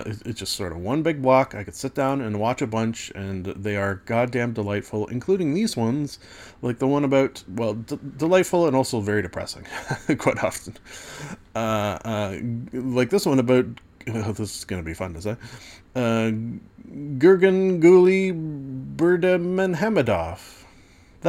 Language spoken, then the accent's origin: English; Canada; being Canadian